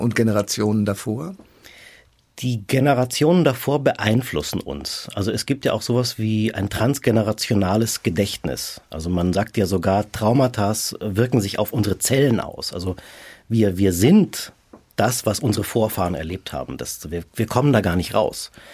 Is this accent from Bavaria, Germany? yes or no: yes; Munich, Bavaria, Germany; also born or lived in Rome; Also ich habe meine Heimatstadt verlassen, bin aus München nach Rom